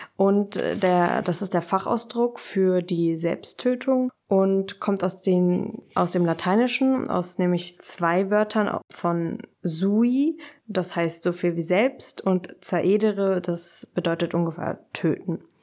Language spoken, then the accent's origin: German; Berlin, Germany; ich komme aus Berlin